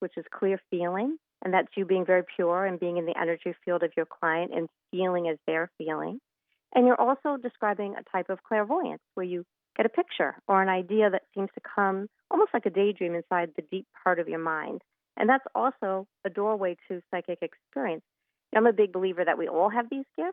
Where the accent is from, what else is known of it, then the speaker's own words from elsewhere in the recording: Port Jefferson, New York, United States; a little shop in my hometown called Envision Crystal